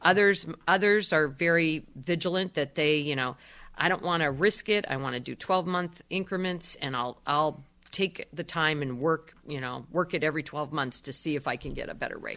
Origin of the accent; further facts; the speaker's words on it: Erie, Pennsylvania, United States; I was born and raised in Erie